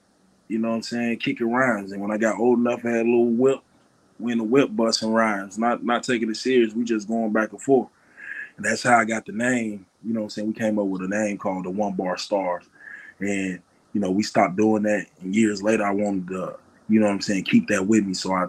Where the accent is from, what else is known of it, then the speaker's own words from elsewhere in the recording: Chicago, Illinois, United States; moved away; also born or lived in Arkansas; I grew up in Chicago, so I seen the same shit that other young black niggas have seen and been through.